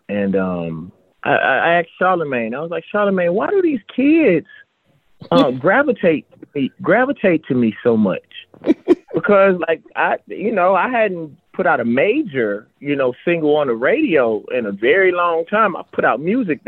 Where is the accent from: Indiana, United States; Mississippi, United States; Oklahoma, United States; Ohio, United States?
Mississippi, United States; I come from Mississippi